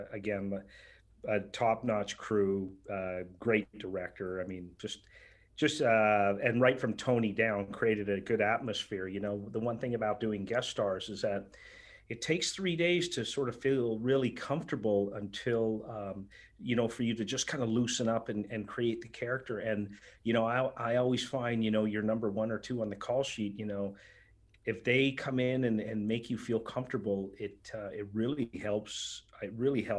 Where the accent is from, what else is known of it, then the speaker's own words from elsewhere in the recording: Canada; we're Canadian